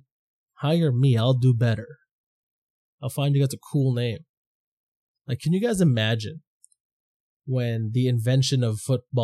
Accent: Toronto, Ontario, Canada; also born or lived in Philippines; I grew up in Scarborough, Danforth

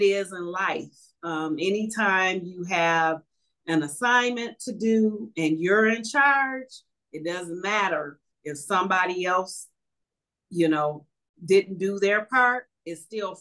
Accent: Detroit, Michigan, United States; growing up in Northwest Detroit, I remember it being a clean community

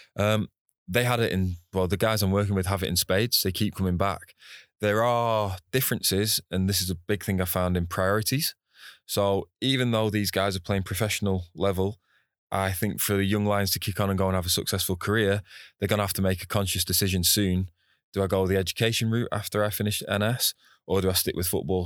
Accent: Preston, North West England, United Kingdom; moved away as an adult; now in Singapore; Preston North End, my hometown club

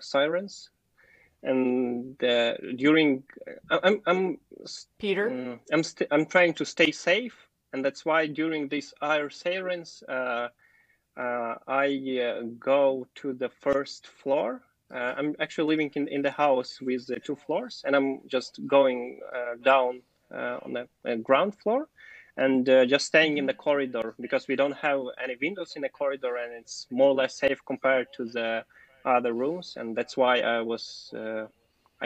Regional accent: Ukraine; born or raised there; English is a second language; also born or lived in Kyiv

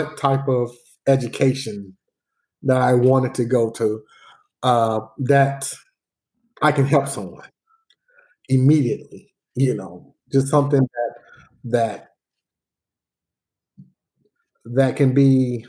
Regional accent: Dayton, Ohio, United States; I grew up in Dayton, Ohio, what we consider the west side of Dayton, Ohio

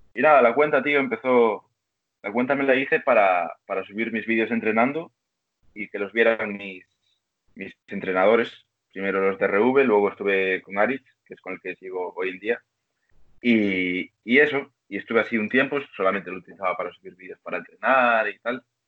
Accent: Vigo, Galicia, Spain; Soy gallego, tío, de Vigo

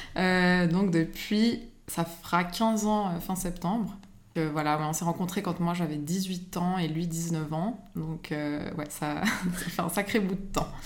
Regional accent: Geneva, Switzerland; j'habite à Genève, j'ai grandi à Genève

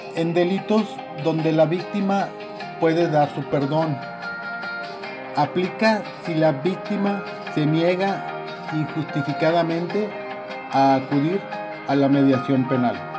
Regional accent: Mexico; Los mexicanos estamos acostumbrados

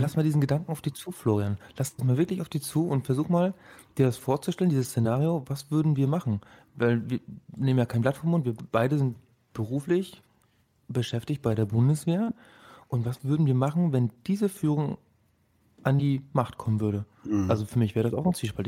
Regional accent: Rostock, Mecklenburg-Vorpommern, Germany; now in Berlin, Germany; Ich bin aus Rostock hier. Ähm, ich habe mich schon so ein bisschen äh, einberlinert.

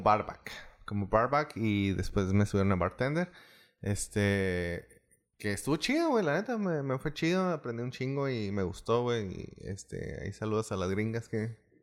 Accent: Delicias, Chihuahua, Mexico; yo soy de Delicias

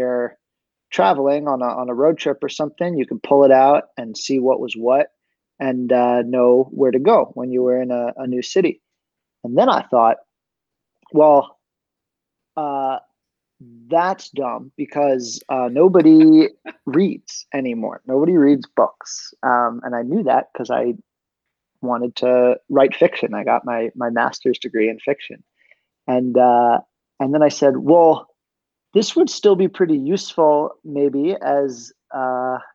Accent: Pittsburgh, Pennsylvania, United States; I'm from Pittsburgh

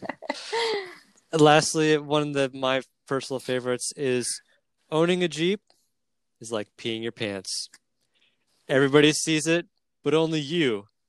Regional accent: Washington, United States; I'm from Washington.

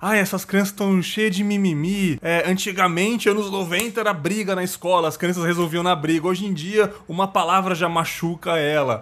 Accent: São Paulo, Brazil; moved away as an adult; now in Espírito Santo, Brazil; eu sou paulista paulistano, sou da capital de São Paulo, mas eu estou aqui no Espírito Santo há 11 anos também

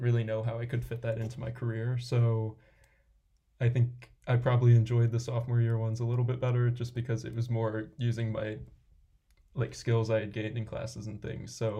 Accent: Milwaukee, Wisconsin, United States; also born or lived in Ohio; I'm originally from Milwaukee, and I wanted to go back to Milwaukee

